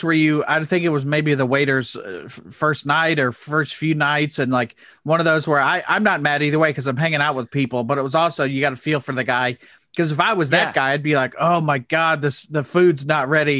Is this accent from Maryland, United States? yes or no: no; Indianapolis, Indiana, United States; I'm from Indianapolis, which is about an hour north.